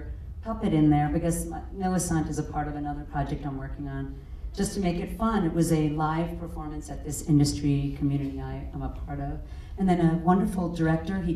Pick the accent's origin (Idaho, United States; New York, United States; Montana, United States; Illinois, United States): New York, United States; I'm from New York